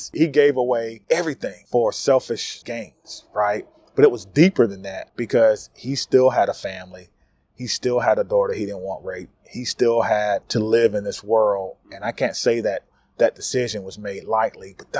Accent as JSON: {"language": "English", "region": "North Carolina", "country": "United States", "tie": "born or raised there", "said": "my home state of North Carolina"}